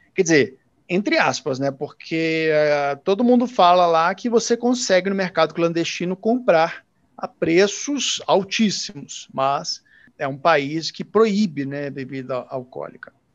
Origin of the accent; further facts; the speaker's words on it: interior of Minas Gerais, Brazil; moved away as an adult; now in South Africa; eu sou do interior de Minas